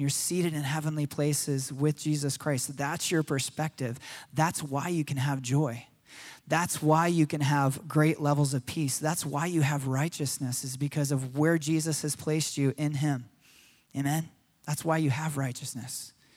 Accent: United States; as Americans

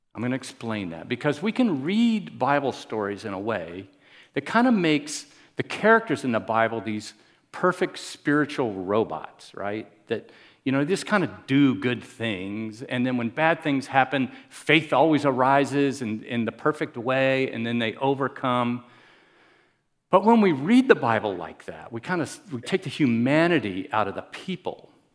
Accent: Miami, Florida, United States; I'm from Miami.

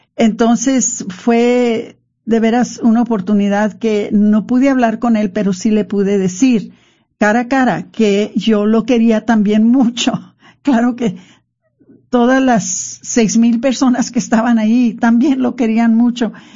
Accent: Mexico; nosotros los mexicanos

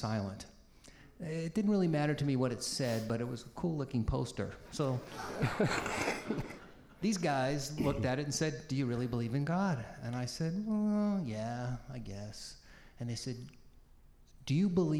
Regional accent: Peabody, Massachusetts, United States; also born or lived in Boston; I was born in Boston, grew up in a very ethnic working class city called Peabody, in a Jewish family

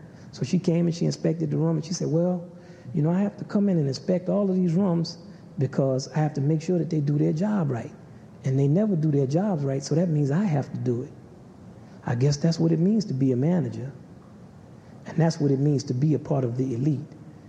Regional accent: the South, United States; I grew up in the South, United States, where there was railroad tracks, and all the black people lived on that side of the railroad track.

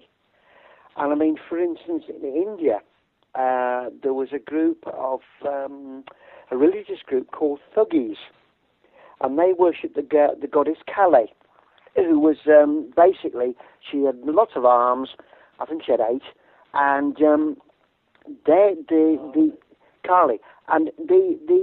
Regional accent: United Kingdom; We're British.

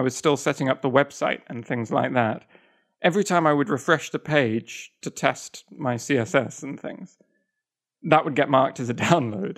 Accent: England, United Kingdom; moved away as an adult; also born or lived in Kyoto, Japan; I'm not American, I'm English

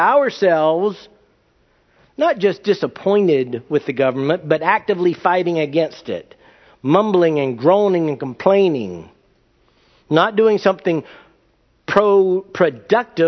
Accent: United States; also born or lived in California; I'm an American

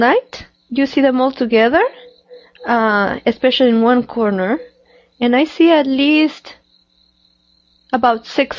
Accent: Mexico; moved away; I'm from Mexico

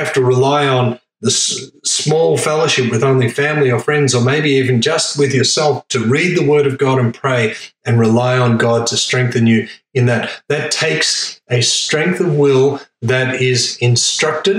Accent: Australia; I'm the fifth generation born in Australia

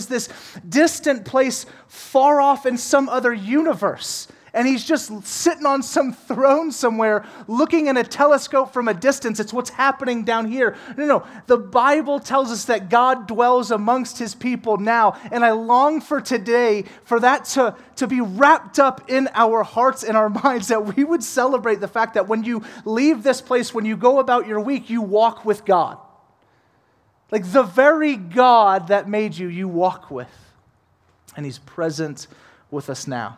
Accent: New Orleans, Louisiana, United States; moved away; I'm from New Orleans

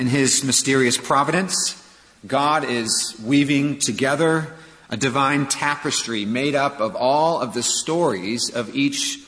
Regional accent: Santa Clara, California, United States; now in Charleston, United States; I grew up in Northern California, in Santa Clara

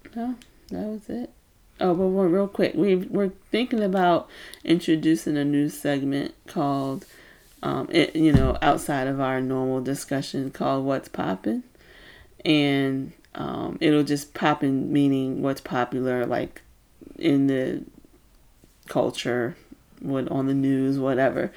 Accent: New Kent County, Virginia, United States; I grew up in New Kent County, Virginia.

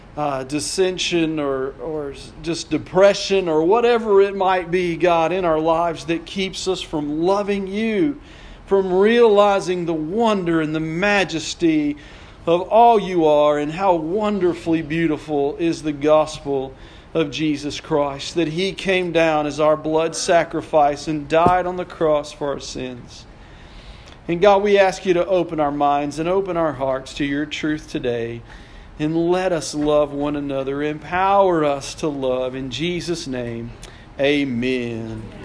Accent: Odessa, Texas, United States; I grew up in Odessa

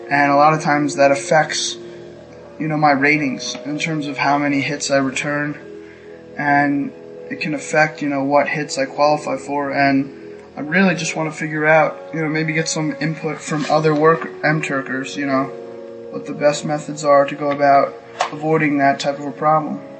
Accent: New York, United States; I'm from New York.

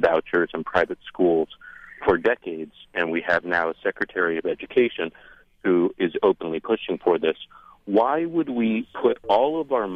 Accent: California, United States; now in Lewisburg, United States; I grew up in California during the time of Proposition getting passed

